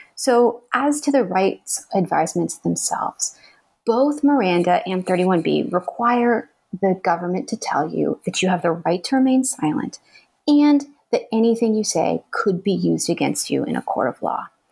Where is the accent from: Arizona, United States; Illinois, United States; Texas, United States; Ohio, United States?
Arizona, United States; moved away; my home state of Arizona